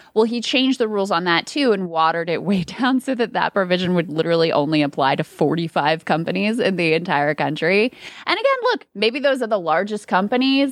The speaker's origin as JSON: {"language": "English", "town": "King George", "region": "Virginia", "country": "United States", "tie": "born or raised there", "said": "I live in the town that I grew up in, i, King George, where I grew up, high school, all that stuff"}